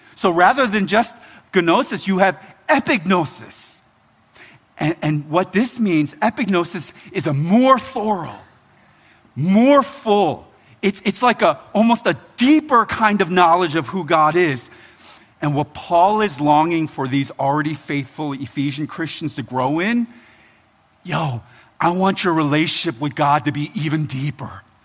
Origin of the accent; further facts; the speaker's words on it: Philadelphia, Pennsylvania, United States; now in Baltimore, United States; It's home to me, but I'm originally from Philly.